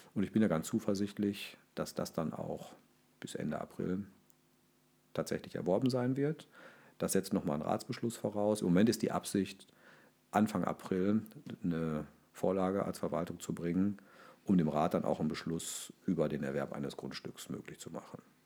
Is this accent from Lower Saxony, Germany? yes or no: no; Ruhr area, North Rhine-Westphalia, Germany; ich komme aus dem Ruhrgebiet